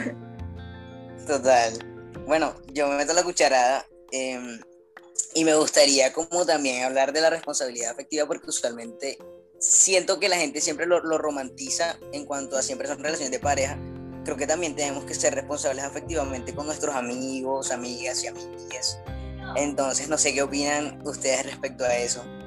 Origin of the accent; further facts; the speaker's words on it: Barranquilla, Atlántico, Colombia; como siempre acompañándoles de Barranquilla. Acá les mando un saludo desde mi tierrita caliente